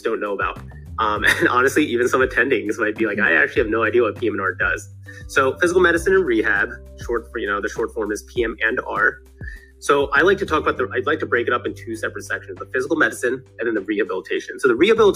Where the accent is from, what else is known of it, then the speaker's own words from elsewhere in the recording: right outside of Philadelphia, Pennsylvania, United States; I grew up right outside of Philadelphia.